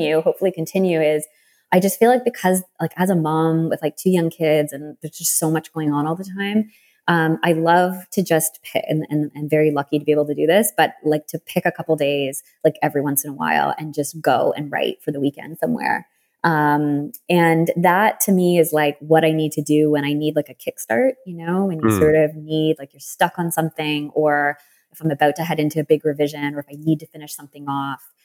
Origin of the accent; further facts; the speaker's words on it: Canada; being the Canadian writer I am